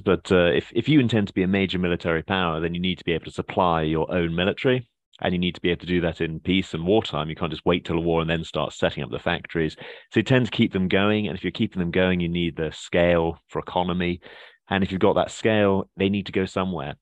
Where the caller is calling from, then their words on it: Yorkshire and the Humber, United Kingdom; I'm calling you from what they call God's own county, which is Yorkshire in the north of England.